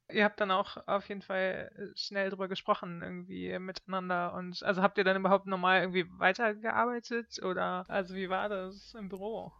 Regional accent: Germany; moved away as an adult; now in Stockholm, Sweden; bin aus Deutschland ursprünglich

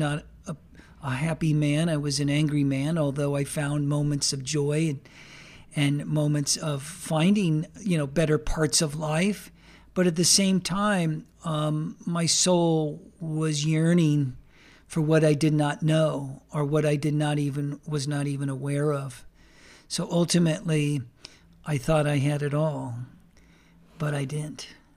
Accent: California, United States; fulfill the American dream that was put forth during my early childhood years as I grew up in Southern California.

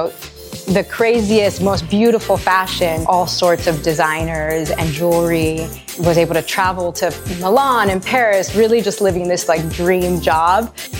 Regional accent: Madrid, Community of Madrid, Spain; moved away as an adult; also born or lived in New York City; I was born in Madrid.

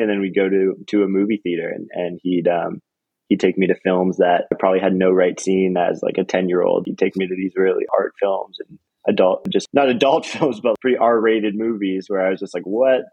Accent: Toronto, Ontario, Canada; now in Los Angeles, United States; So I grew up in, in Toronto, Canada, and which was a really beautiful and wonderful and diverse place to grow up.

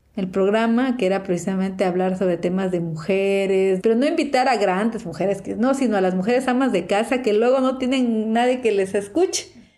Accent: Unión Hidalgo, Oaxaca, Mexico; also born or lived in Puebla; soy reportera zapoteca, nací en Unión Hidalgo, Oaxaca

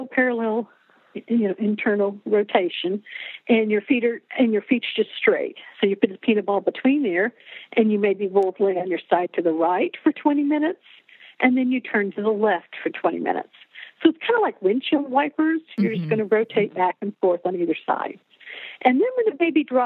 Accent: Oklahoma, United States; I'm from Oklahoma

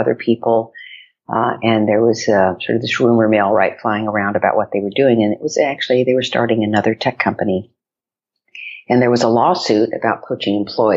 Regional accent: West Texas, United States; moved away as an adult; now in New York, United States; I grew up in West Texas. So my high school was the Friday Night Lights High School

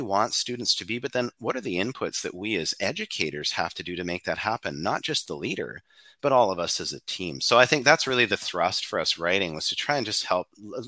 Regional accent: Canada; and we're from Canada, so we'll use a hockey analogy.

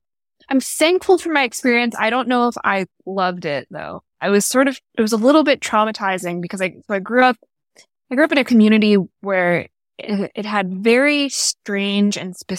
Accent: Florida, United States; In a suburb nearby.

